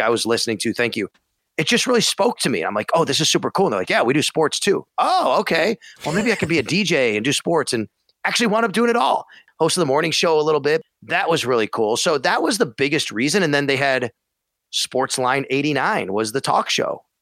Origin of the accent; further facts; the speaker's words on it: Buffalo, New York, United States; also born or lived in Syracuse; I come from Buffalo